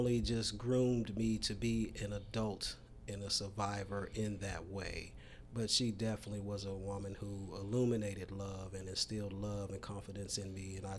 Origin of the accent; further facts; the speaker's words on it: Dallas, Texas, United States; also born or lived in Texarkana, Texas; We grew up in the projects in Oak Cliff. I was actually born in Texarkana, Texas, but we grew up in Oak Cliff, moved there when I was very small.